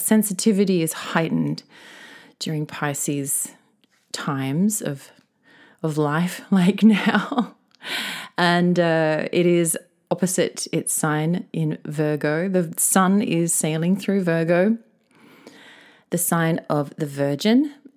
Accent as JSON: {"language": "English", "country": "Australia", "moved": "yes", "lives_now": "Tokyo, Japan", "said": "my home country of Oz"}